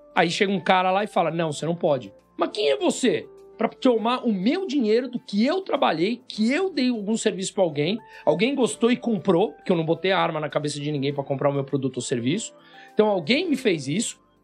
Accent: Brazil; eu sou brasileiro

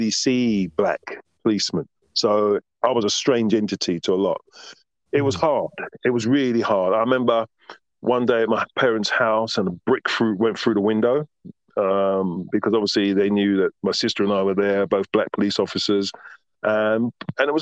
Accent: London, United Kingdom; moved away as an adult; now in Margate, United Kingdom; growing up in Southwest London, Tooting, where I lived

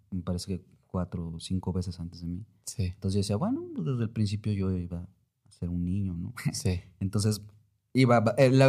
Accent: Mexico City, Mexico; born there; nací aquí en la Ciudad de México, cuando me fui de la, de la ciudad, pues dejé a mis amigos, a mis amigas de la escuela y etcétera.

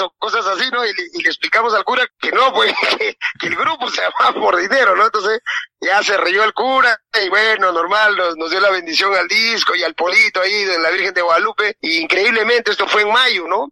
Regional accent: Peru; yo soy cholo peruano, muy orgulloso

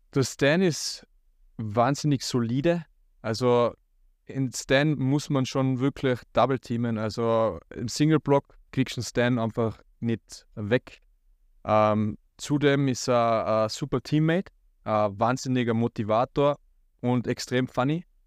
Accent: Tyrol, Austria; bei uns in Tirol

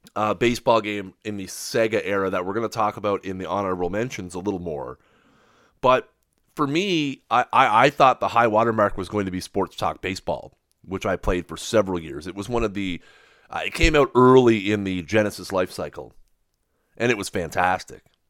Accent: Canada; I'm Canadian

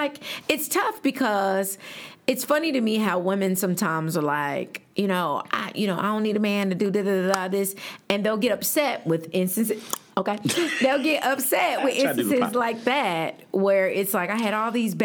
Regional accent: the South, United States; I'm from the South

